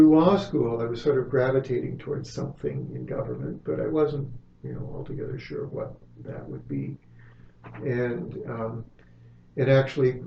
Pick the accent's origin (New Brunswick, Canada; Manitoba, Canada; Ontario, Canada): Ontario, Canada; Alliston; my hometown was Alliston